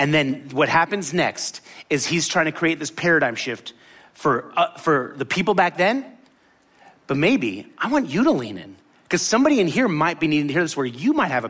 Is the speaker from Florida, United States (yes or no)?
yes; Miami, Florida, United States; also born or lived in Tallahassee / New Orleans / Tampa; I grew up in Miami